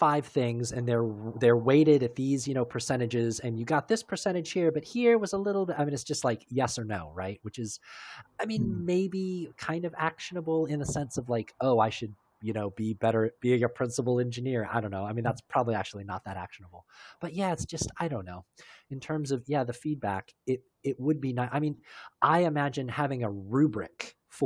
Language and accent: English; United States; I'm American